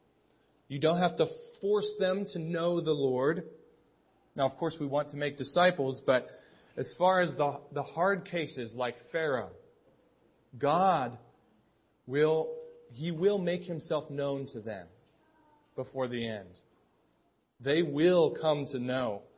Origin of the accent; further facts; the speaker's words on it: Pittsburgh, Pennsylvania, United States; now in State College, United States; I'm from Pittsburgh.